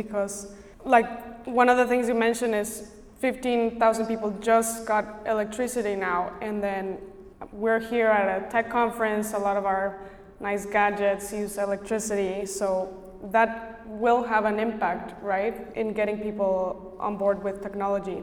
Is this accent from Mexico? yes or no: yes; Mexico; I'm from Mexico and we have Indigenous communities